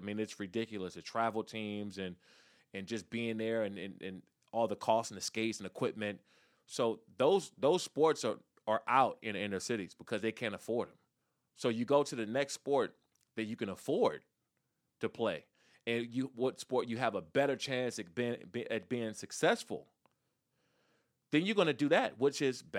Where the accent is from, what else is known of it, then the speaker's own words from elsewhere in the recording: Maryland, United States; also born or lived in Washington, D.C.; Take a kid back from where I grew up in Prince George's County, Maryland, or in the Washington, D.C. area